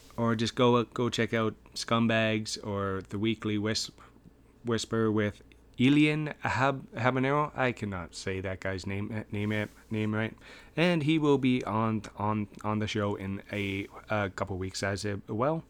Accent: Canada; we're both Canadian boys

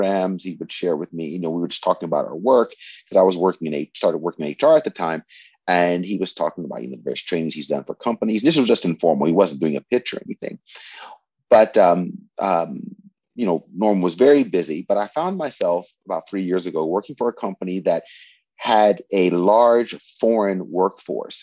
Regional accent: West Virginia, United States; moved away as an adult; now in Japan; I'm from West Virginia, where I was born in the United States.

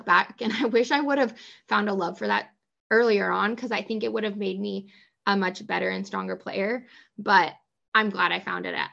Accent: Coast Range, Northwest Oregon, United States; I grew up in Northwest Oregon in the Coast Range

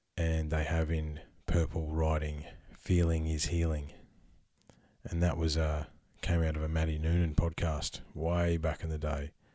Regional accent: Australia; I'm Australian, because being an Aussie is a unique perspective

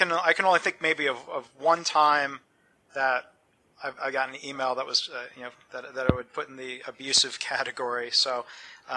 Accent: Detroit suburbs, Michigan, United States; growing up in the Detroit suburbs

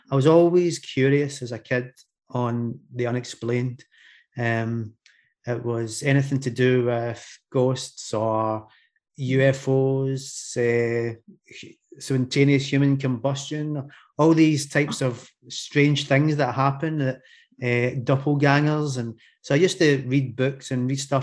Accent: Glasgow, Scotland, United Kingdom; accent: Scottish; I'm from Scotland, Glasgow in Scotland, for those of you that can understand my accent

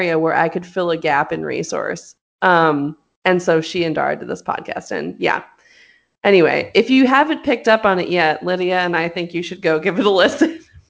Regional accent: Hollywood, California, United States; Like, I knew this. I'm from Hollywood. Like, I'm from there.

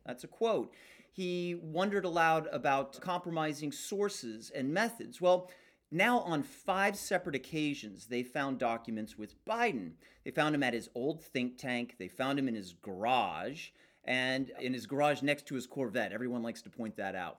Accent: United States; as an American

